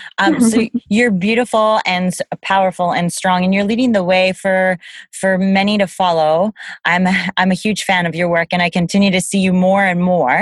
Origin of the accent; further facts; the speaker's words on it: Canada; I am from Canada